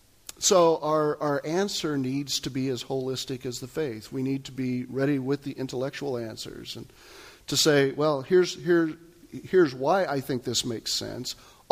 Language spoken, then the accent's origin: English; Kansas, United States; That's when I was growing up in Kansas.